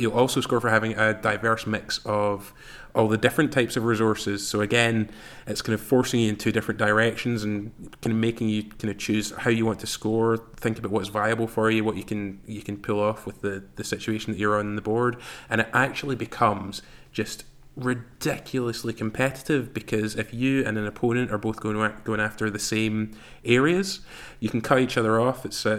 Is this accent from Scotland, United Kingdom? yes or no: yes; Glasgow, Scotland, United Kingdom; I'm from Glasgow.